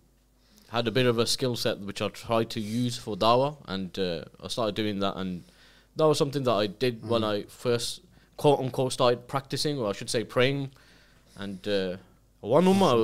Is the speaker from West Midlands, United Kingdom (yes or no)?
yes; Birmingham, West Midlands, United Kingdom; I'm from Birmingham